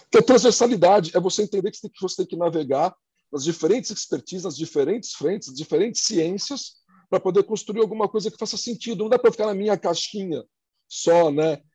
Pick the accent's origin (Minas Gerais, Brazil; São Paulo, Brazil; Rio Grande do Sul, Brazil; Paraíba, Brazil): São Paulo, Brazil; Santos; now in São Paulo, Brazil; eu sou de Santos, cidade uhum. no, no, litoral de São Paulo